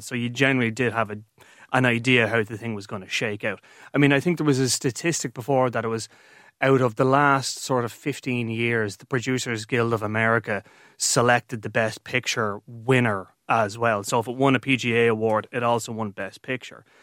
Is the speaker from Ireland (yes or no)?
yes; Ireland; I'm an Irishman